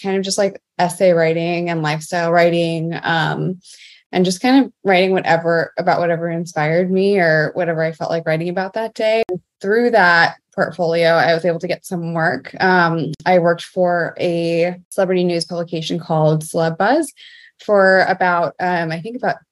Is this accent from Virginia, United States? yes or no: no; Mount Arlington, New Jersey, United States; I grew up in Mount Arlington, New Jersey, a very small town in northeast New Jersey.